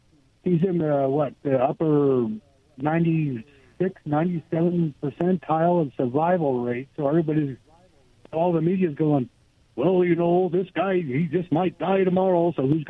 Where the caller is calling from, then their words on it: Goldendale, Washington, United States; Hey, guys. This is … from Goldendale.